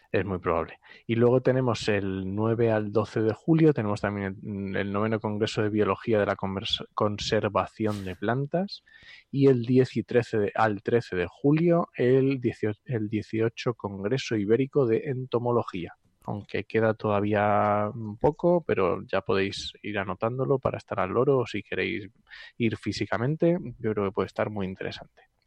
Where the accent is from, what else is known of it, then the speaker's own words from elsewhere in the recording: Asturias, Spain; yo también soy asturiano